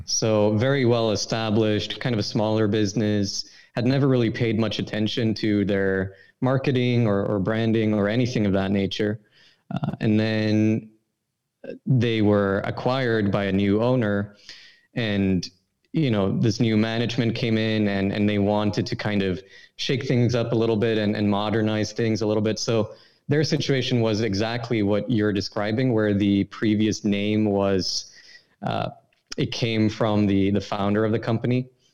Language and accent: English; Sweden; I'm from Sweden, obviously, and in high school I had I'd study this program called International Baccalaureate